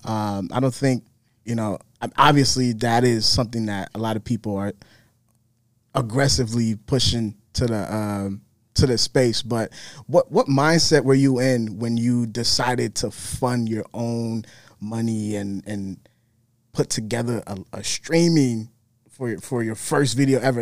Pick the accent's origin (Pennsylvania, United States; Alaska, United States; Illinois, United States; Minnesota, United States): Minnesota, United States; I'm from Minnesota, so I'm not from New York